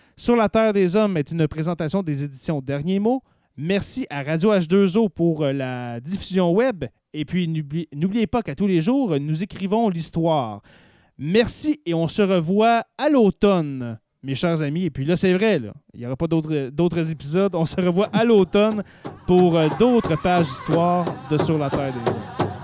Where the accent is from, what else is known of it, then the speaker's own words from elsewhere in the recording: Lorrainville, Quebec, Canada; au village de Lorrainville au Timskamingue, mon coin de pays